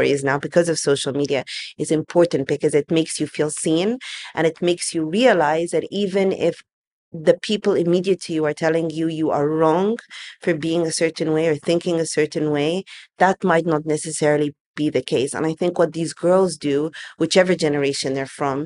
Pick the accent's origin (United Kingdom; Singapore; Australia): United Kingdom; England; now in Egypt; growing up in England